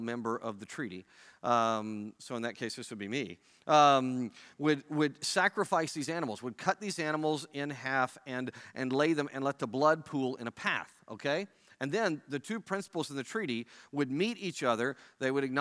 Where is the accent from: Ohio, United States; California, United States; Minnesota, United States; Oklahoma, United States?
Oklahoma, United States; moved away; I'm from Oklahoma where Johnny Bench is from